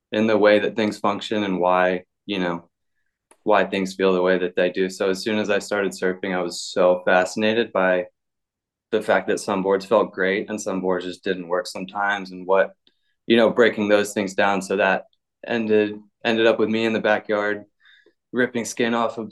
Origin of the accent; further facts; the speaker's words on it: Virginia Beach, Virginia, United States; moved away as an adult; also born or lived in Outer Banks, North Carolina / Portugal; I'm originally from like Virginia Beach outside there. My dad was in the military and he settled down there